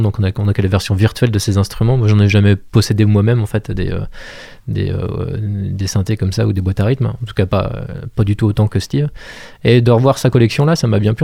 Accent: Montreuil-Bellay, Pays de la Loire, France; moved away as an adult; also born or lived in Angers; je suis originaire de Montreuil-Bellay, dans le sud du, département

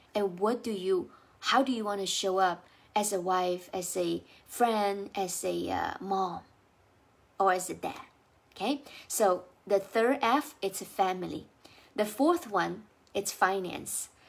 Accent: China; English is a second language; now in United States; I speak with an accent because I, I wasn't born in the U S, I was, uh, born and raised in China

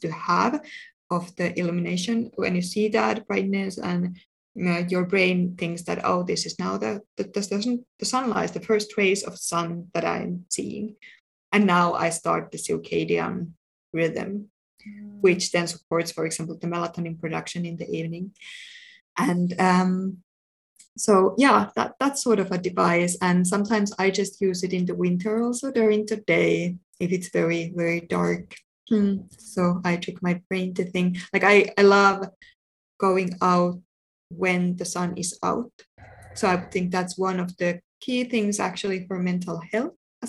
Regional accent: Finland; moved away; also born or lived in United Kingdom; I'm from Finland

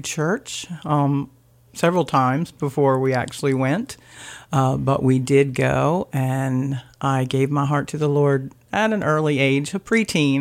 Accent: Blades, Delaware, United States; also born or lived in Laurel, Delaware; I grew up in Blades. I graduated from Seaford

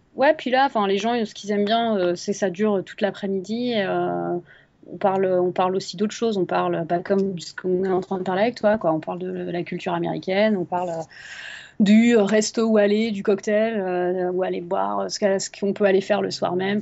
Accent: France; moved away

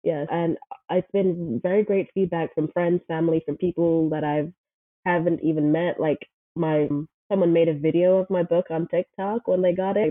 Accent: Kingston, Jamaica; moved away as an adult; also born or lived in Buford, Georgia; now in Brunswick, United States; I'm originally from Jamaica. I was born and raised in Kingston, Jamaica. I think I moved when I was 21.

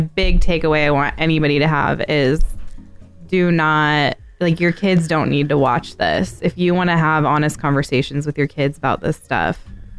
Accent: United States; I'm from America. It's Dvorak.

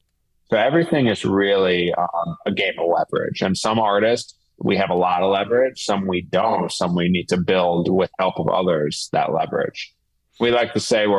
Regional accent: New York City, New York, United States; now in Philadelphia, United States; I grew up in New York City

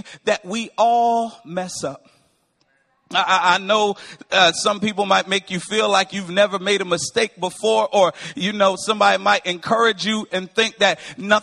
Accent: Windsor, Connecticut, United States; I am from Windsor, Connecticut, born and raised. I'm a Northeasterner.

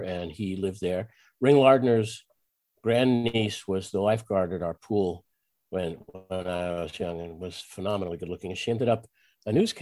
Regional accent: Great Neck, New York, United States; I grew up on Long Island, actually

